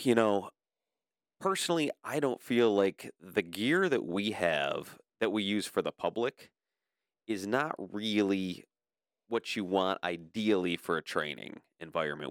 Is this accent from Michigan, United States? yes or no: yes; Livonia, Michigan, United States; I was born and raised in Livonia